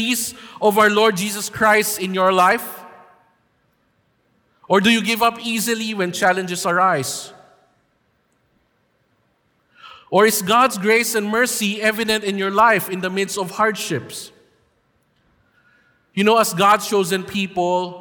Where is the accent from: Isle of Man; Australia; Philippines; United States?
Philippines; it is our duty and right as Filipino people to vote for our next president